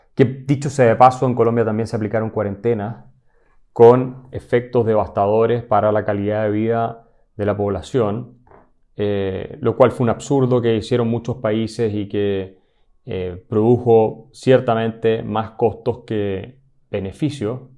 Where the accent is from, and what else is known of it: Chile